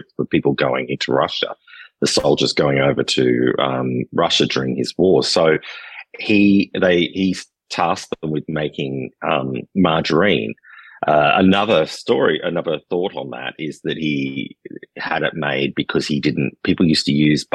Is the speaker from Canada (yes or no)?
no; Australia; moved away as an adult; now in Poitou-Charentes, France; We, being Australian, when I was in Australia, I did food tours